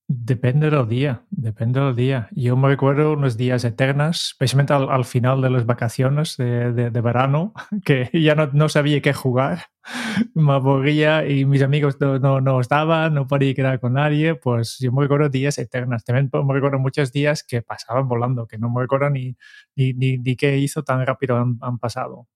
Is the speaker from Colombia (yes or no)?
no; Netherlands; Spanish is a second language; yo como holandés